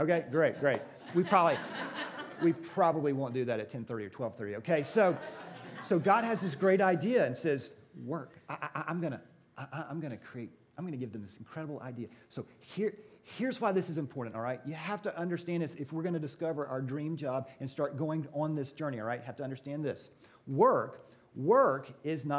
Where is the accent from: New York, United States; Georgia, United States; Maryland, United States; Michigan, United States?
Georgia, United States; I'm from Georgia